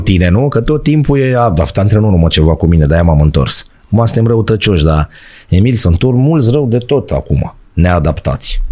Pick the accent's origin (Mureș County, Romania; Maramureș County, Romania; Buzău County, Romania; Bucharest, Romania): Bucharest, Romania; eram din București, dar n-aveam vârstă, eu născut 76.